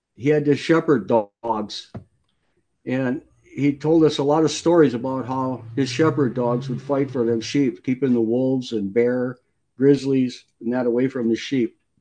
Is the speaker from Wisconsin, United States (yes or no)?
yes; Wisconsin, United States; I grew up in Wisconsin and I worked on many farms